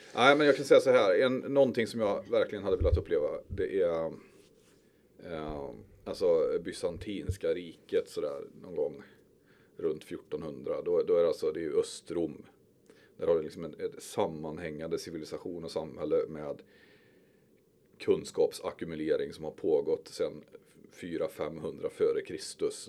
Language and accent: Swedish; Skövde, Västra Götaland, Sweden; also born or lived in Stöpen; Jag är uppväxt i Timmerstad och Berg